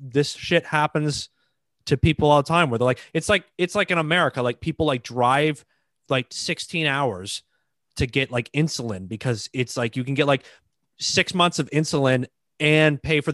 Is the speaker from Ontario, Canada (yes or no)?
yes; Toronto, Ontario, Canada; I'm from Toronto